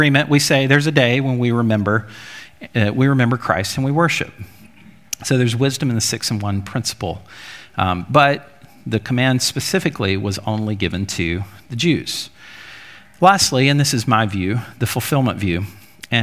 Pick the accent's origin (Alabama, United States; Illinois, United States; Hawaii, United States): Alabama, United States; Jackson; I grew up in Jackson, Alabama